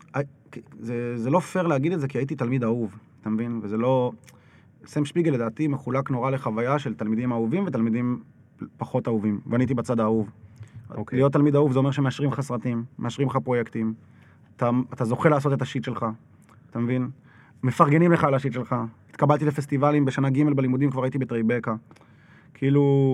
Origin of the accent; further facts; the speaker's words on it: Jerusalem, Jerusalem District, Israel; אני זוכר את עצמי כילד בירושלים